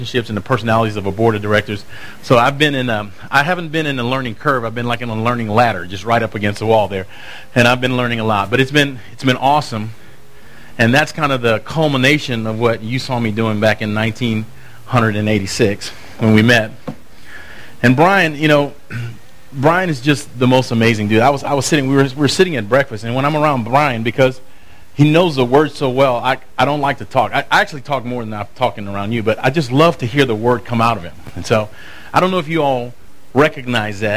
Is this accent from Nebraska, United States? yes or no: no; Lafayette, Louisiana, United States; also born or lived in Houston; now in New York City, United States; I grew up in Lafayette, Louisiana, so the humidity is making me feel like I'm back at home